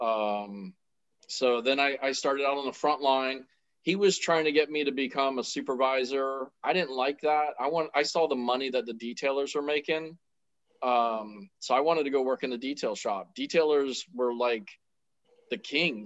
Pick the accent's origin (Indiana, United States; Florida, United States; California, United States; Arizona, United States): Florida, United States; Central; also born or lived in Miami, Florida; I was born in Miami. And then we moved up here to Central Florida when I was, like middle school age. And then I've been here the whole time.